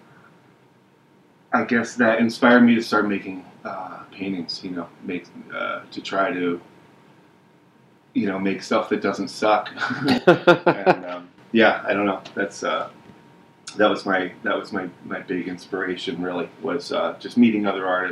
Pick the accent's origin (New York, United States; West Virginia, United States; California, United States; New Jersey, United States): New York, United States; Hudson Valley; moved away; I grew up in the Hudson Valley